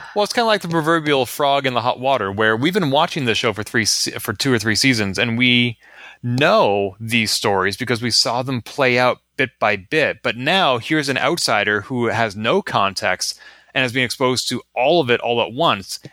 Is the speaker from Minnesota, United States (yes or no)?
no; Massachusetts, United States; growing up in Massachusetts